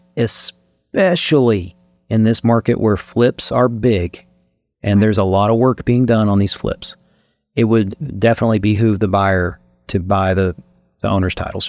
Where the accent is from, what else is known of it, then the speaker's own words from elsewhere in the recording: Eastern Kentucky, United States; being born and raised in Kentucky